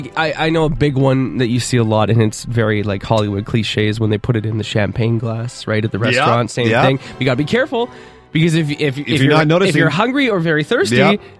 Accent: Manitoba, Canada; born or raised there

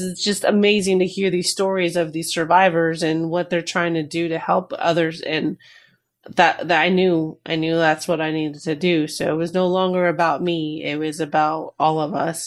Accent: New Jersey, United States; Both my parents are from Peru, and I was born in Jersey

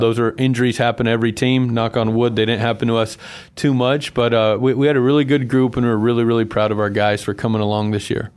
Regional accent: Buckeye, Arizona, United States; moved away as an adult; also born or lived in Salina, Kansas; now in Boise, United States; I'm originally from Buckeye, Arizona

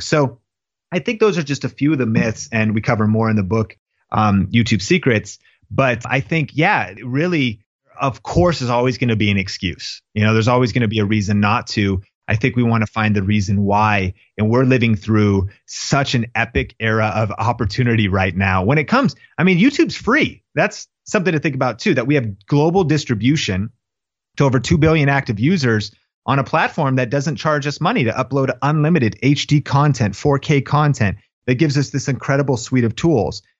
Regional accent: Seattle, Washington, United States; I grew up in Seattle

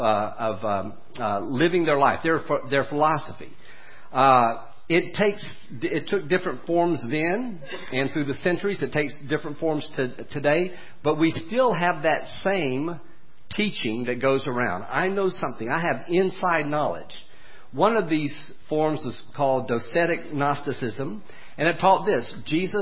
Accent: United States; I was born in America with Christian parents

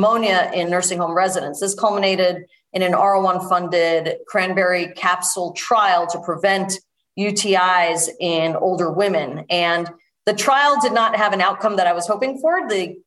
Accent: New York City, New York, United States; moved away as an adult; now in Connecticut, United States; I was born in New York City

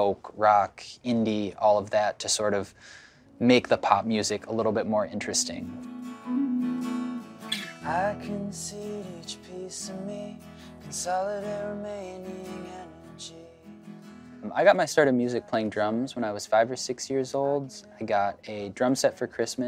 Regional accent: Wauwatosa, Wisconsin, United States; I'm from Wauwatosa, Wisconsin.

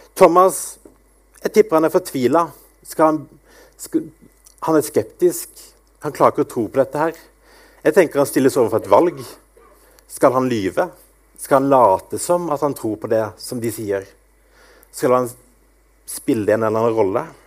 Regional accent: Grimstad, Agder, Norway; also born or lived in Askim; now in Bryne, Norway; Jeg kommer opprinnelig fra Sørlandet, fra Grimstad

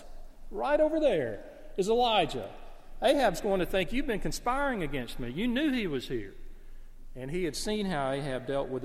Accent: the South, United States; As a Southerner

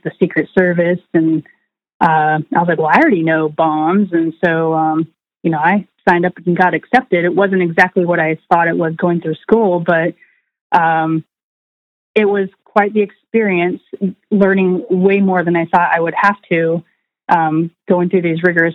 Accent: Washington, United States; also born or lived in Berkeley, California; now in Navarre, Florida, United States; So I was born in Berkeley, California. My dad still lives in Northern California, but I grew up for the most part in Washington State and spent most of my childhood

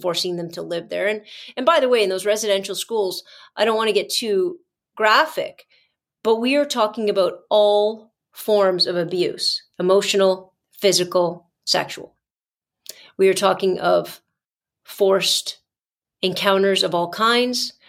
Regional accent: Canada; our history, Canadian history with our Indigenous peoples

